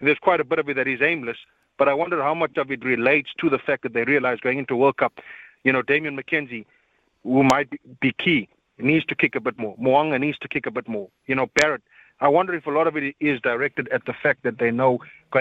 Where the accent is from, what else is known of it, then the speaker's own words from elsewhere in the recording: South Africa; now in Auckland, New Zealand; the rest of us South Africans, and we're used to the old kicking rugby. We grew up on Mornay Steyn